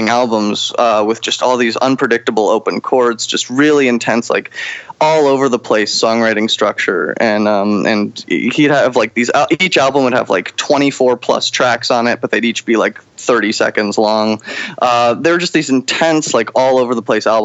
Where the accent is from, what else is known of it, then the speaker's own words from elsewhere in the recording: Chelsea, Massachusetts, United States; moved away as an adult; also born or lived in upstate New York; now in New York City, United States; I grew up in Boston, Chelsea, Massachusetts specifically